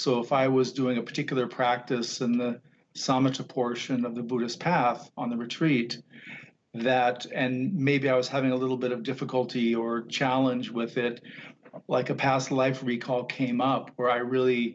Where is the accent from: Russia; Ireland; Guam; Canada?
Guam; Growing up on Guam, my father worked for the airlines.